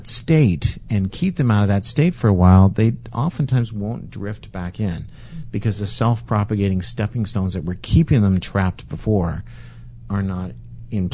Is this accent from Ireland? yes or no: no; Canada; we're Canadian